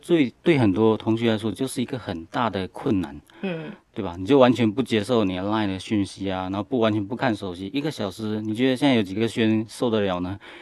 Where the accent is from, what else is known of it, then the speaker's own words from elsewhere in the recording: Senggarang, Johor, Malaysia; moved away as an adult; also born or lived in United States; now in Taiwan; 我来自马来西亚柔佛州的一个小镇，叫新加兰。那我小时候是在马来西亚长大的，然后我是国中跟高中是读巴杜巴巴峡的那个华人中学